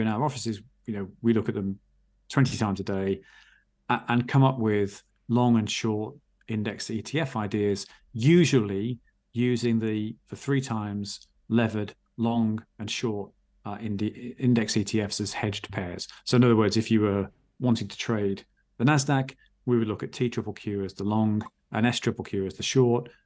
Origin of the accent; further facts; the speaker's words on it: England, United Kingdom; I'm English, as you can hear, um, at, at least by passport